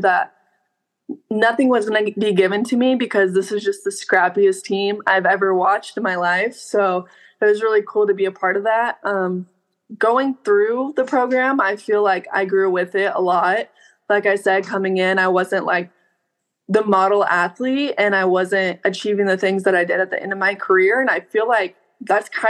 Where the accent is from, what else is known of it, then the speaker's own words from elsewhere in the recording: Norborne, Missouri, United States; moved away as an adult; also born or lived in Wichita, Kansas; now in Huntington, United States; I grew up in a really, really small town, Norbert, Missouri